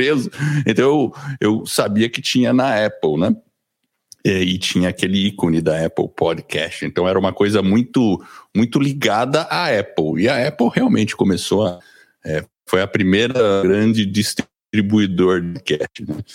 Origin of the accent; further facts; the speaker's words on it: Brazil; accent: paulista; also born or lived in United States; Eu sou gringo, acredita, e eu nasci nos Estados Unidos, mas vim para o Brasil quando era pequeno moro aqui no Brasil desde os três anos de idade, por isso que eu tenho esse sotaque meio paulista.